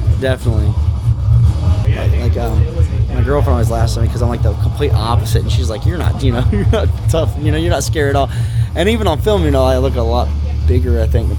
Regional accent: Ocala, Florida, United States; in my town where I grew up in Florida, Ocala, Florida, right outside of it

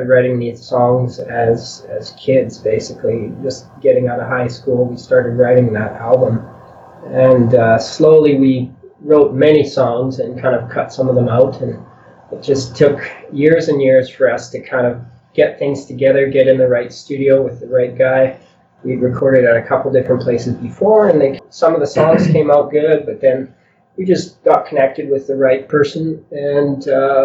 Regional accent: a small town west of Edmonton, Alberta, Canada; we're from west of here in this little town

